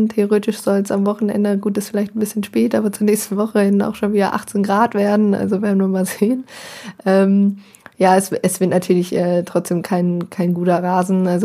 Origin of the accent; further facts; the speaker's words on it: Bielefeld, North Rhine-Westphalia, Germany; Als, Biele, als Bielefelder erinnert man äh, gewisse Vorurteile gegenüber der Relegation.